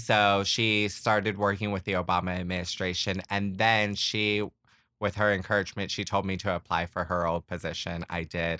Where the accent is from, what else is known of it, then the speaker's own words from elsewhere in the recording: Florida, United States; also born or lived in Puerto Rico / Pompano Beach / Kissimmee; I am from Puerto Rico. I was raised in Florida. I grew up in the first half of my childhood in Pompano Beach, just outside of Fort Lauderdale. Um, so eventually we, uh, moved to Orlando and settled in Kissimmee